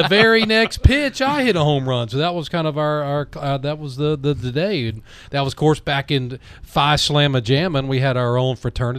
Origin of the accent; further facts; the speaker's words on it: Fayetteville, North Carolina, United States; Born and bred, Kafer Valley Hospital, E.E. Smith graduate.